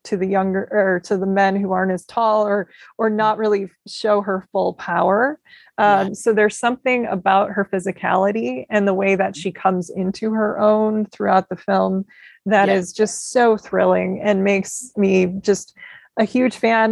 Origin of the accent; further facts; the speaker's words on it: Midwest, United States; growing up in the Midwest